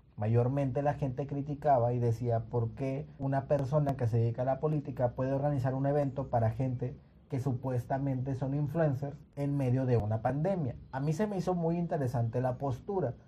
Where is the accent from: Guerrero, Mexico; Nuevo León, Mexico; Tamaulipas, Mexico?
Tamaulipas, Mexico; Nuevo Laredo; moved away; Yo soy de la ciudad de Nuevo Laredo y en la ciudad donde yo, donde yo nací o donde yo crecí